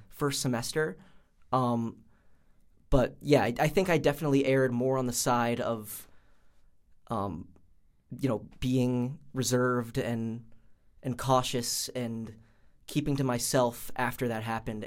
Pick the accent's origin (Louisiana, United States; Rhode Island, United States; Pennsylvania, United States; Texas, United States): Rhode Island, United States; Pawtucket; I am from Pawtucket, Rhode Island.